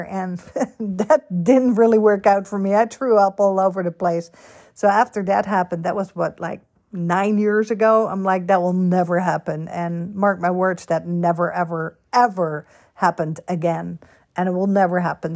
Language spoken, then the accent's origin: English; Netherlands; also born or lived in Florida / California / Boston / New York; now in United States; Born and raised in Holland